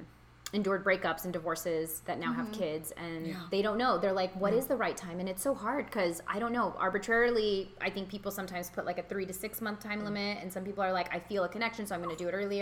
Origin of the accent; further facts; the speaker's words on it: India; with us being Indian especially, we really love spicy food